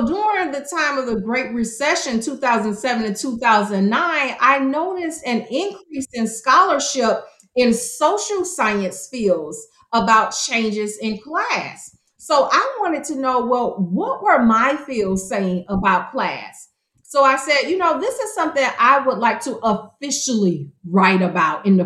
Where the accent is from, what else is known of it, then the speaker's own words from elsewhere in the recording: Miami, Florida, United States; moved away; I was born and raised in Miami, Florida